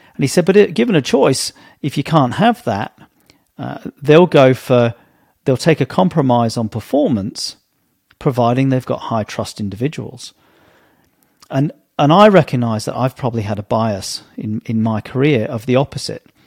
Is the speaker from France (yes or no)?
no; England, United Kingdom; as a young kid growing up in Britain in the 70s and 80s